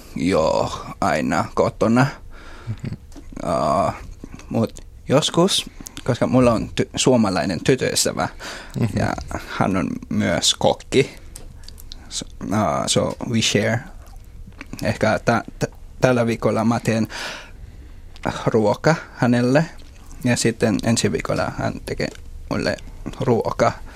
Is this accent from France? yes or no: no; Philippines; Finnish is a second language; moved away as an adult; now in Finland; mä tulin just Filippineiltä